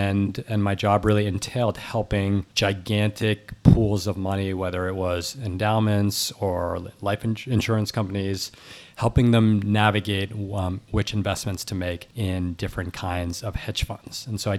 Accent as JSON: {"language": "English", "town": "New York City", "region": "New York", "country": "United States", "tie": "born or raised there", "said": "So I'm actually recording from 15 blocks from where I grew up, and I was born in New York City. My parents are Cambodian and French."}